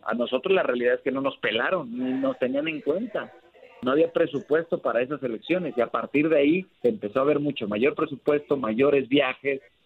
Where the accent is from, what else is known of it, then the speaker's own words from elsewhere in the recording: Guadalajara, Jalisco, Mexico; also born or lived in Tonalá, Jalisco / Zapopan, Jalisco; Yo, yo crecí en Guadalajara, nací en Guadalajara, me crié en Tonalá y ahora vivo en Zapopan